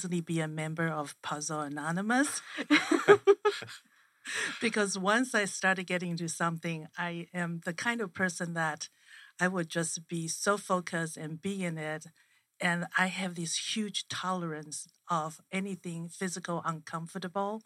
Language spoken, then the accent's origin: English; Taiwan; now in Phoenix, United States; I'm from Taiwan